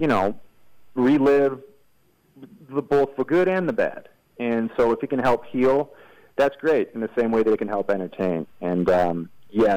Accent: Midwest, United States; now in Los Angeles, United States; I'm from the Midwest, so I've got, you know, we got a sweet tooth up there

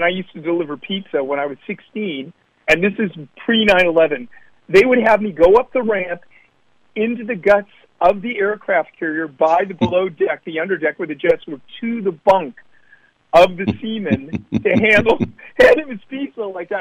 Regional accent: Oakland, California, United States; also born or lived in Alameda, California; I was born in Oakland

